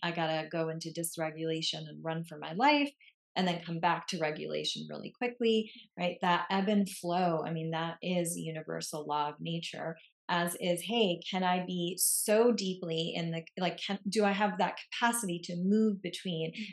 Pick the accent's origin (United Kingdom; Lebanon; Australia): Lebanon; moved away; I grew up in Lebanon in the Middle East